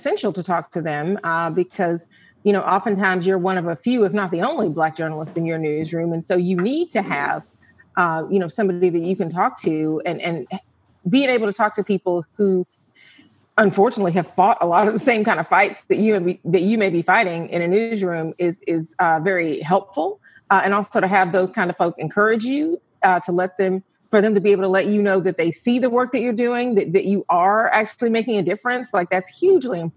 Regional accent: Atlanta, Georgia, United States; I am a native of Atlanta

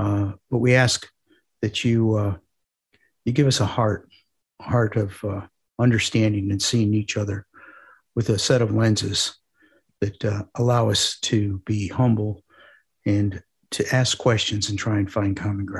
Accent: Parma, Ohio, United States; I grew up in a suburb of Cleveland called Parma.

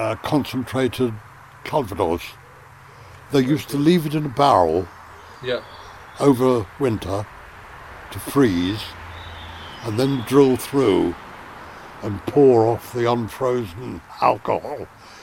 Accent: United Kingdom; Oh, you're a limey. I said, well, yeah, I'm British.

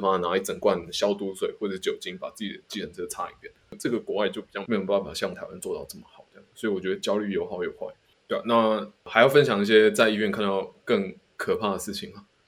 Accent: Taiwan; 我们嗯。台湾人没有，没有什么天生抗体这样子

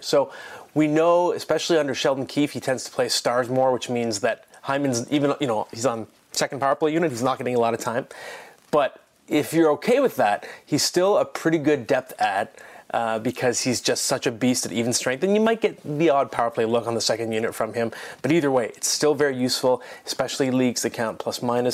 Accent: Ottawa, Ontario, Canada; now in Toronto, Canada; I am in Ottawa in a hotel room. This is my hometown, by the way, born here.

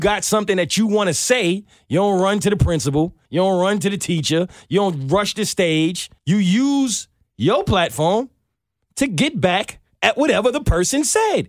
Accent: New York City, New York, United States; I'm from New York

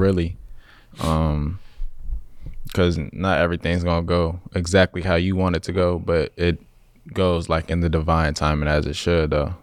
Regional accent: Chicago, Illinois, United States; moved away as an adult; now in Los Angeles, United States; growing up in Chicago or any, like, surrounding area

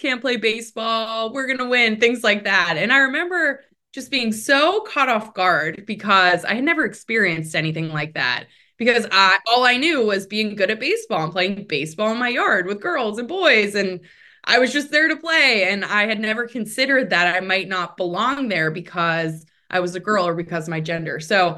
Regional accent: Pittsburgh, Pennsylvania, United States; I come from a really big family. I'm one of eight kids. born and raised in Pittsburgh, Pennsylvania.

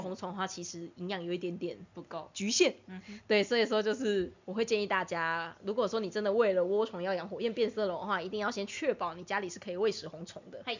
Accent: southern Taiwan, Taiwan; also born or lived in Penghu; 因为我是南部人，所以说南部的水一直都很硬

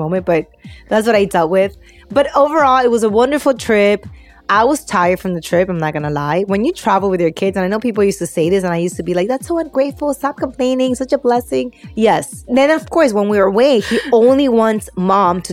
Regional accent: Peru; I'm Peruvian

